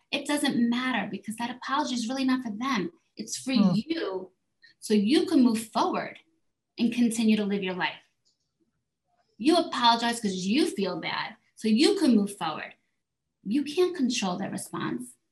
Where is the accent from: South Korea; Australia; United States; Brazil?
South Korea; moved away; I was raised in South Korea. My mother's Korean